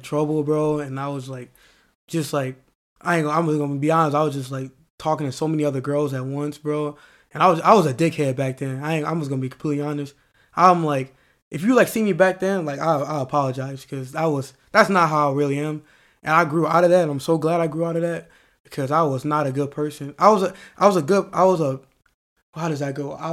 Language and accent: English; St. Louis, Missouri, United States; moved away; also born or lived in Lakeville; I'm from yeah. St. Louis, but like, I went to school in Lakeville.